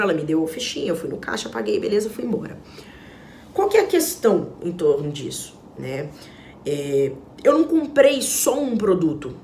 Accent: Minas Gerais, Brazil; como uma boa mineira que eu sou

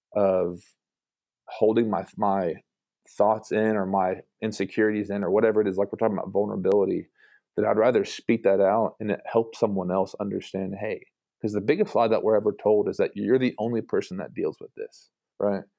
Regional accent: Brentwood, Tennessee, United States; moved away as an adult; also born or lived in Mexico; now in Chattanooga, United States; I'm from Brentwood, so a Brentwood kid

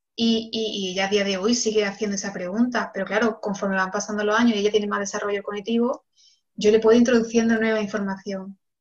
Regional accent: Córdoba, Andalusia, Spain; moved away as an adult; also born or lived in Barcelona / Senegal; ahora mismo vivo en, Córdoba, que es mi ciudad natal.

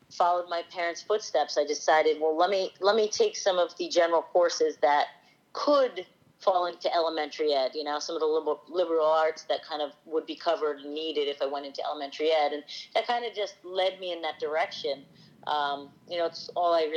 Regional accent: Monmouth County, New Jersey, United States; also born or lived in New York / San Francisco; I actually was born and raised right here in Monmouth County

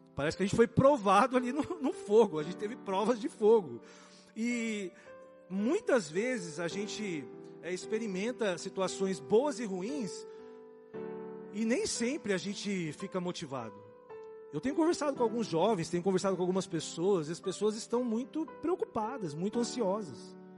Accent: Brazil; nós somos brasileiros

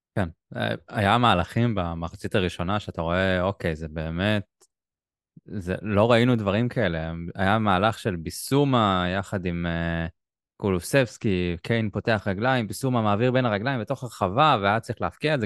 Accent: Israel; אנחנו ישראלים

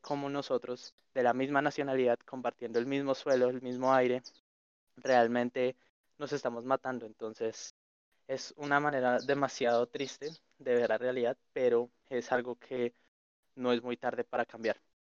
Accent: Colombia; nosotros como colombianos

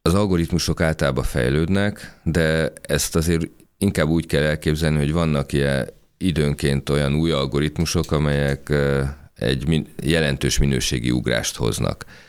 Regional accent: Hungary; mi magyarok vagyunk

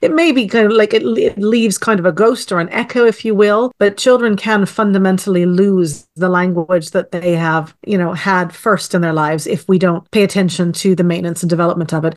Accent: Canada; I am Canadian-born and raised

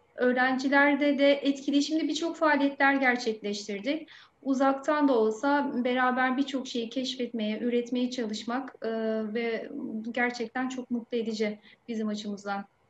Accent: Aydın, Turkey; also born or lived in Şanlıurfa; Meslekteki yolculuğuma Şanlıurfa ilinde başlayıp memleketim olan Aydın'da devam ediyorum

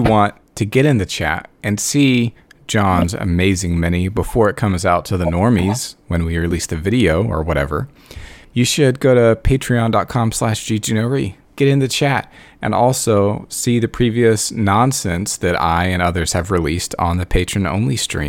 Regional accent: United States; I'm an American.

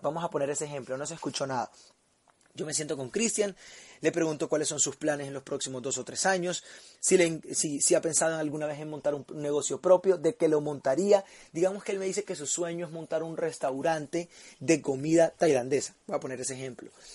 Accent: Barranquilla, Atlántico, Colombia; now in Medellín, Colombia; vivo en Medellín, pero soy de Barranquilla

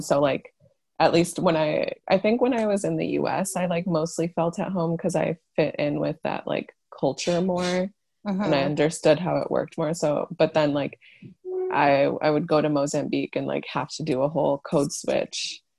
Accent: Chicago, Illinois, United States; also born or lived in Africa; oh, I was born in Africa, but I grew up in Chicago, but my dad still lives there because my parents split up.

